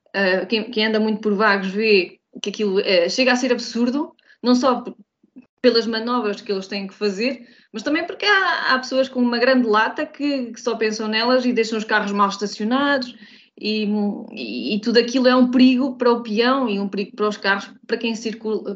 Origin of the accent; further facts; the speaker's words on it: Portugal; eu sou também portuguesa